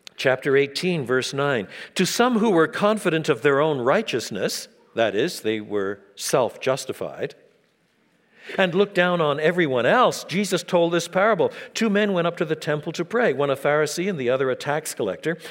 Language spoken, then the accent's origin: English; Quebec, Canada; I was brought up in French Canada